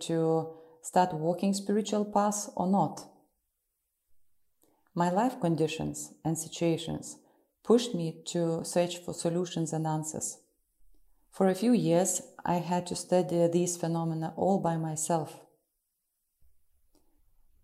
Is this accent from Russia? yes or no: yes; Russia; also born or lived in Ukraine; I'm from Russia and live in the city of Moscow